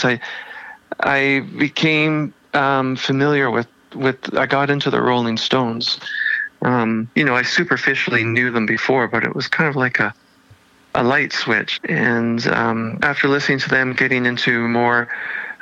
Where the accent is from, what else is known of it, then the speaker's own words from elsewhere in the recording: Toronto, Ontario, Canada; moved away as an adult; also born or lived in Vancouver; when I was 18, and I moved from Toronto to Vancouver.